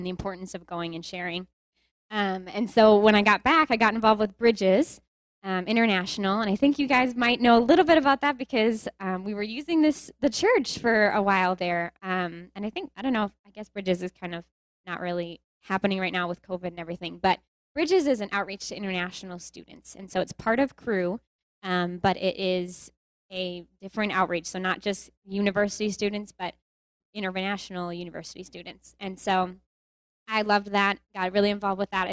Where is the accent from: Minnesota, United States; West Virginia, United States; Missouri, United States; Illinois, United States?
Minnesota, United States; Willmar; I am from Minnesota, from Willmar, Minnesota